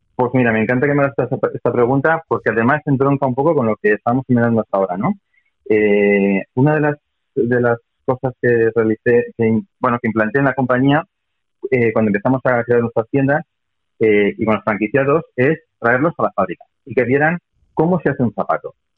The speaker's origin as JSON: {"language": "Spanish", "region": "Basque Country", "country": "Spain", "said": "soy vasco"}